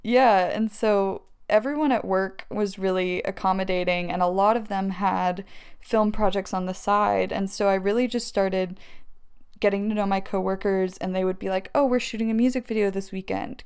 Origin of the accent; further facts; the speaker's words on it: Maryville, Tennessee, United States; moved away as an adult; also born or lived in Alabama / Los Angeles; I'm from Maryville, Tennessee, which is where I met you.